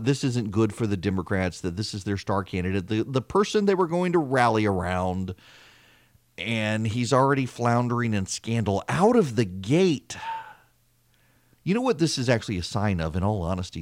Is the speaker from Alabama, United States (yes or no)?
no; Louisiana, United States; moved away as an adult; also born or lived in Georgia; I'm from Louisiana, and I was actually kinda shocked when I came to Georgia to go to Mercer